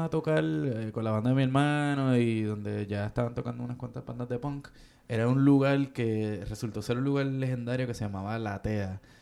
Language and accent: Spanish; Caguas, Puerto Rico; moved away; yo en mi pueblo de Cagua